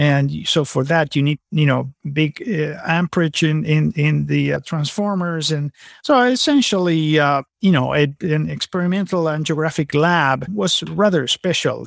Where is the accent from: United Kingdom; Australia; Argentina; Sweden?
Argentina; moved away as an adult; also born or lived in California / San Antonio, Texas; now in Napa Valley / San Antonio, United States; I'm originally from Argentina